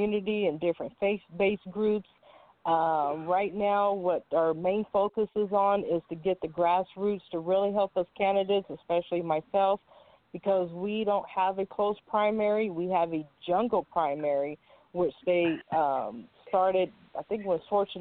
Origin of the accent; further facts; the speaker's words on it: California, United States; I am from California, born and raised.